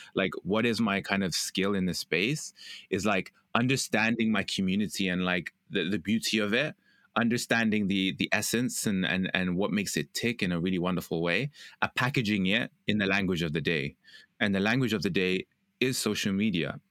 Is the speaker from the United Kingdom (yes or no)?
yes; United Kingdom; I'm British